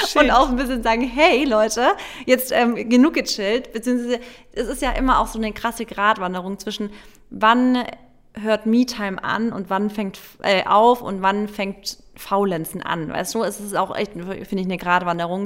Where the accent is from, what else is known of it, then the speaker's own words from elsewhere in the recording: Baden-Württemberg, Germany; bei uns in Baden-Württemberg war es ja auch immer so, dass im September wieder die Schule losgeht